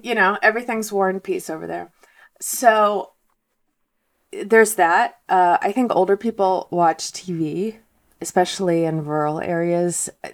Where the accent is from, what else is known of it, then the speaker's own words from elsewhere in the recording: Moscow, Russia; now in United States; I'm from Moscow, and my parents are from Moscow